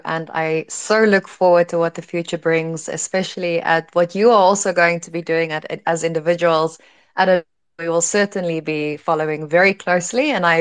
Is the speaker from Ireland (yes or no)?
no; South Africa; I'm from South Africa, so I fall into this similar bracket of I'm from a developing nation